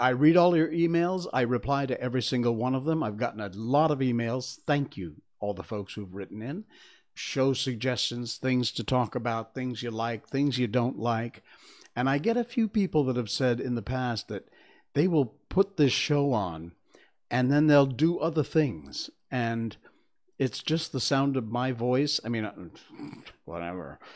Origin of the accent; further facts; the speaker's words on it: Cornwall, Connecticut, United States; moved away; I grew up in Cornwall, Connecticut, which is in the northwest corner of the state.